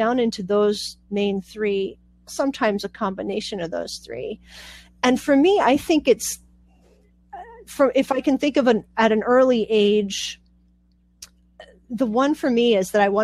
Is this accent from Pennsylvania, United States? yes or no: yes; Pittsburgh, Pennsylvania, United States; also born or lived in Puerto Rico; now in Pennsylvania, United States; I was born in Puerto Rico, and we moved to Pittsburgh when I was about 4 and a half